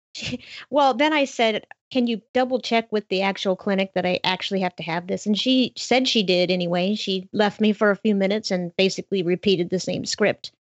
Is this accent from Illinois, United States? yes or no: no; Montana, United States; my entire state, my home state